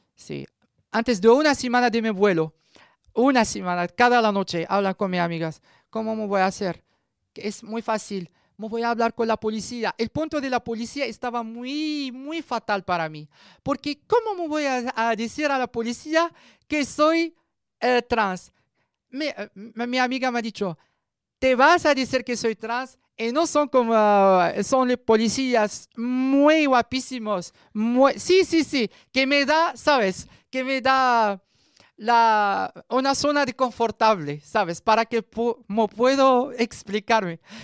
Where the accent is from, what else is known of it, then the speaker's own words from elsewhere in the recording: Morocco; Spanish is a second language; moved away as an adult; now in Madrid, Spain; 34 años, de origen eh, marroquí. Estoy aquí eh, en Madrid